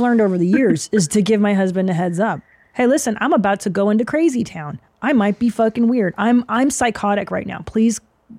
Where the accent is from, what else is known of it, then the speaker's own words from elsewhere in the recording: Windsor, Ontario, Canada; moved away; I was born in Windsor